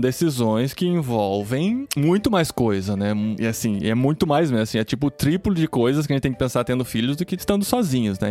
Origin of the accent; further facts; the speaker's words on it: Brazil; moved away as an adult; Desde quando a gente saiu do Brasil